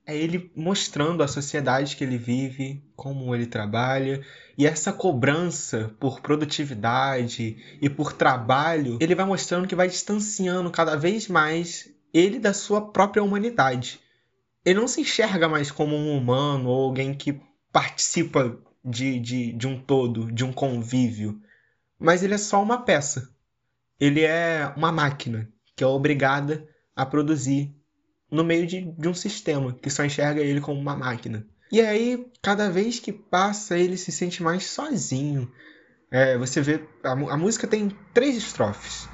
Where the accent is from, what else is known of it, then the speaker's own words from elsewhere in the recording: Vila Velha, Espírito Santo, Brazil; sou de Vila Velha, no Espírito Santo, tenho 18 anos